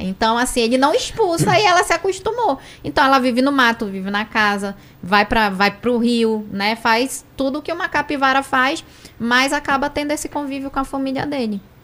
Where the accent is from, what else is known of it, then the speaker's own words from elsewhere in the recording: Amazonas, Brazil; sou amazonense